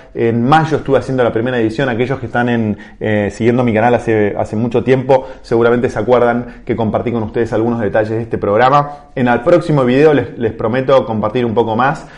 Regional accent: Argentina; todos como sociedad argentina

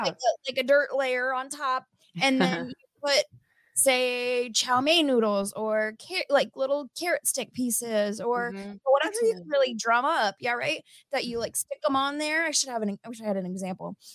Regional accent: Midwest, United States; we're from the Midwest

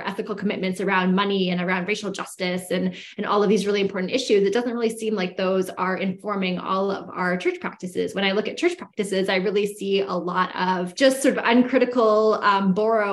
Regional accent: Canada; moved away as an adult; now in United States; I grew up in Canada, what is, you know, colonially known as Canada.

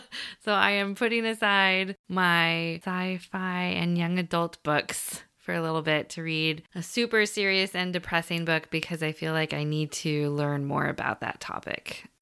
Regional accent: California, United States; growing up in California

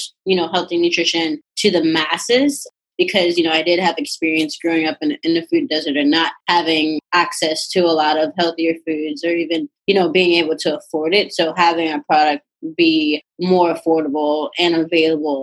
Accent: Chicago, Illinois, United States; moved away as an adult; also born or lived in Oak Park, Illinois; now in Los Angeles, United States; And then around sixth, seventh grade, I moved back to the south side of Chicago

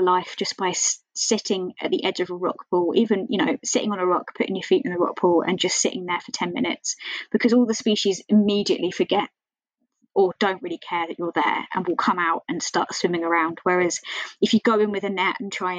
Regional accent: Kent, South East England, United Kingdom; now in Dundee, United Kingdom; I'm originally from Kent, and there I can go to the beach all the time

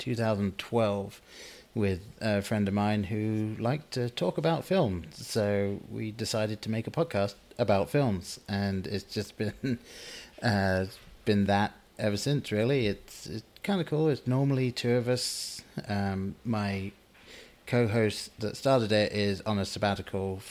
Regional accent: England, United Kingdom; I grew up in England, and my parents were not religious.

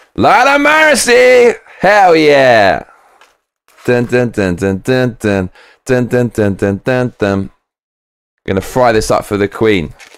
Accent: London, United Kingdom; when I was raised in London

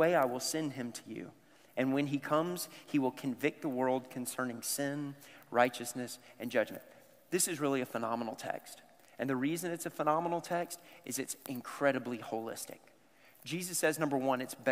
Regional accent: the South, United States; I grew up in the South

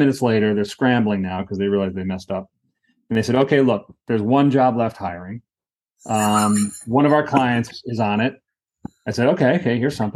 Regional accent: New Hampshire, United States; moved away; I'm from New Hampshire

